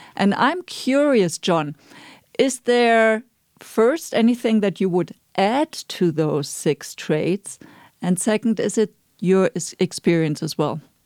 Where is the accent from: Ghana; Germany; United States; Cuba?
Germany; moved away; I'm from Germany